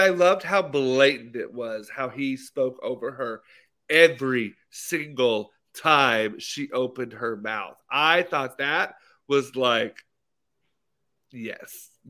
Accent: Arkansas, United States; I'm from Arkansas.

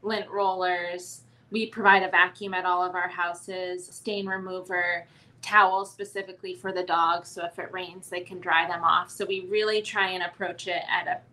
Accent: Maine, United States; moved away as an adult; now in Columbus, United States; I am originally from Maine and relocated to Columbus for work

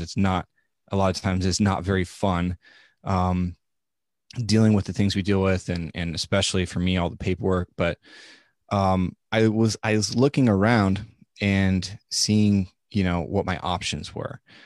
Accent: Nebraska, United States; moved away; I am from Nebraska. I am at least, as far as we can trace it back, about a seventh generation Nebraskan

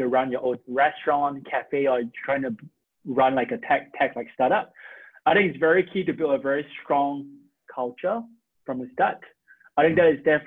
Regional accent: Singapore; moved away as an adult; now in United States; I'm from Singapore. So I came to the US where I actually went to Harvard and also MIT for school

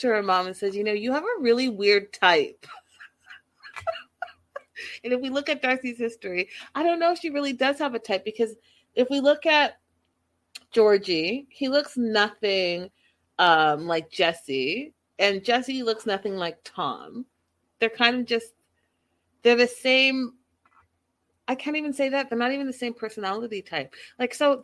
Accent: Canada; I'm Canadian

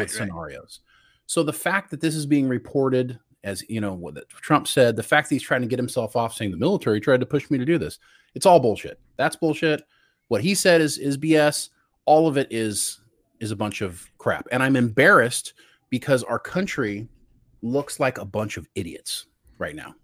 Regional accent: United States; that's where Brian and I are from. And I got to tell you, I'm a really proud American.

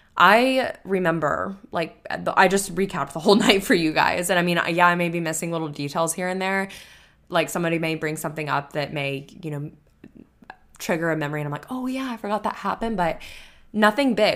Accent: Florida, United States; now in Texas, United States; growing up in Florida

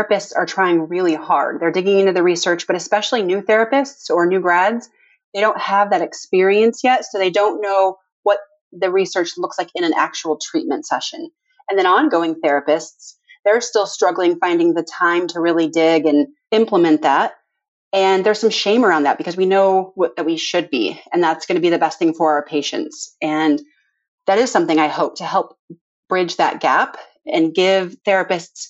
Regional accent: Valparaiso, Indiana, United States; also born or lived in Evansville, Indiana; now in Indianapolis, United States; So I grew up in Valparaiso

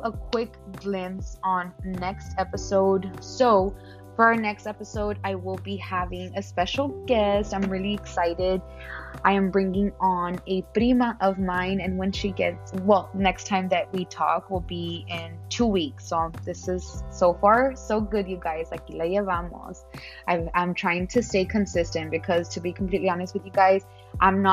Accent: Laredo, Texas, United States; moved away as an adult; also born or lived in Dallas-Fort Worth, Texas; now in San Antonio, United States; I am born and raised in Laredo, Texas

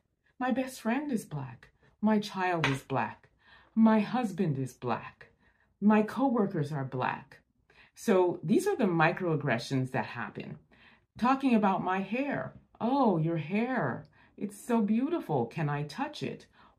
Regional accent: Montreal, Quebec, Canada; now in Niagara Falls, Canada; I grew up in Montreal, Quebec, and now I currently live in Niagara Falls, Ontario.

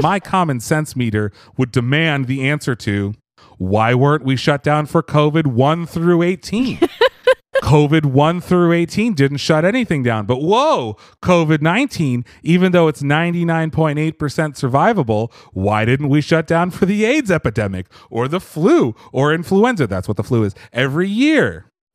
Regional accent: Pennsylvania, United States; I come from Pennsylvania

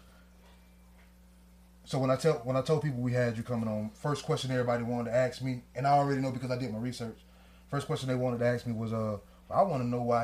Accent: Miami, Florida, United States; me and Black being from Miami

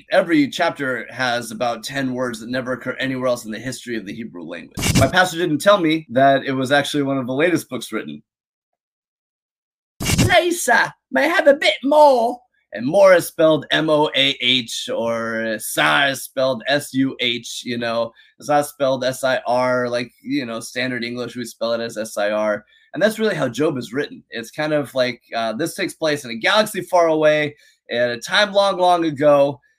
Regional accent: Seattle, Washington, United States; also born or lived in San Diego, California; Uh, I grew up in the Seattle area. Actually, I was born in San Diego and moved around a lot. And Seattle feels most like home.

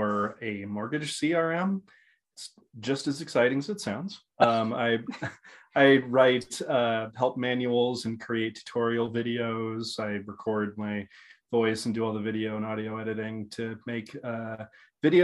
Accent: Vancouver, Washington, United States; moved away as an adult; now in Eugene, United States; I grew up in Vancouver, Washington.

